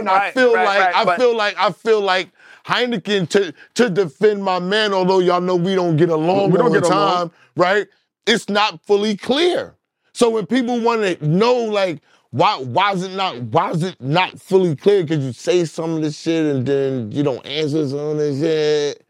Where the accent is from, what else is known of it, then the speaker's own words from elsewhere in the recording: Brooklyn, New York, United States; I'm from Brooklyn.